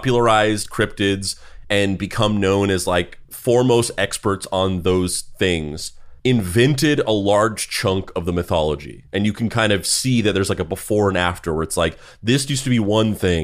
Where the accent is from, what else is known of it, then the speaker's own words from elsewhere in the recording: Dexter, New Mexico, United States; now in New York, United States; I was also from New Mexico growing up, and I moved to New York instead of California.